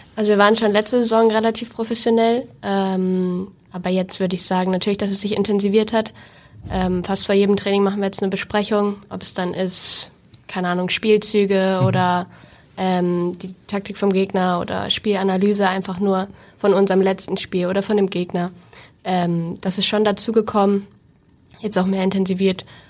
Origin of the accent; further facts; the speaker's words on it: Hamburg, Germany; ich komme auch aus Hamburg gebürtig